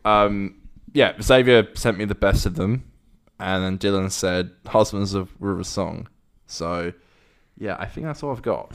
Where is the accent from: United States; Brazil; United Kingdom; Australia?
United Kingdom; accent: British; moved away; I'm from, I'm from, like, outside of London